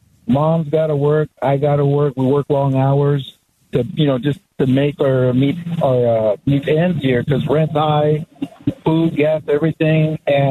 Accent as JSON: {"language": "English", "town": "Morelia", "region": "Michoacán", "country": "Mexico", "moved": "yes", "lives_now": "Glendale, United States", "said": "we're from Mexico, from Morelia, Michoacan."}